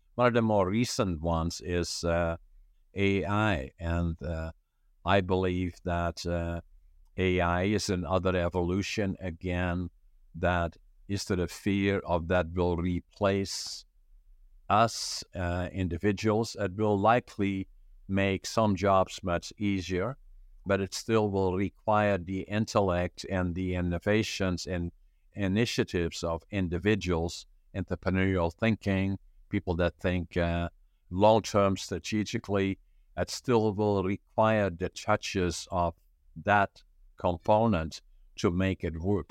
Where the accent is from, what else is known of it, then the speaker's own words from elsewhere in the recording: northeastern Netherlands, Netherlands; moved away as an adult; now in Canada; I was born in northeastern Holland, about ten, fifteen minutes from the German border.